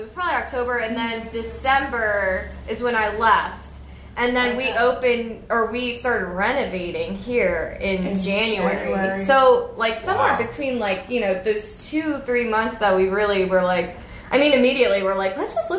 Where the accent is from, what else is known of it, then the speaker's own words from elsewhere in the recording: the Poconos, Pennsylvania, United States; now in Royersford, United States; I'm actually originally from the Poconos.